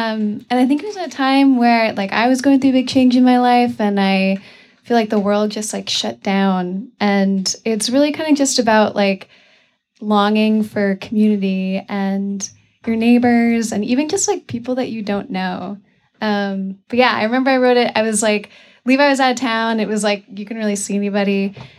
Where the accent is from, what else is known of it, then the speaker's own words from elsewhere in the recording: Vermont, United States; I grew up in Vermont